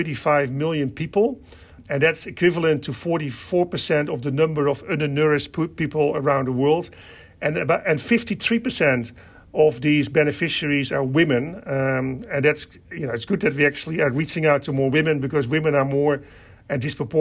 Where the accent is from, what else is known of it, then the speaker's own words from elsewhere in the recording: Netherlands; I kind of myself, you know, grew up on a farm in the Netherlands